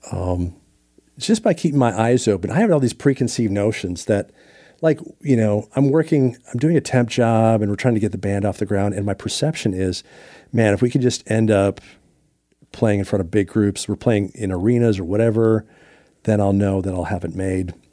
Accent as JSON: {"language": "English", "town": "Minneapolis", "region": "Minnesota", "country": "United States", "tie": "born or raised there", "moved": "yes", "lives_now": "Nashville, United States"}